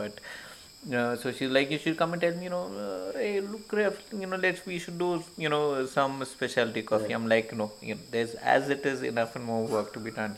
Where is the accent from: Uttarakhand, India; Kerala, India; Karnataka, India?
Kerala, India; moved away as an adult; also born or lived in Hyderabad; now in Coorg, India; I grew up in Kerala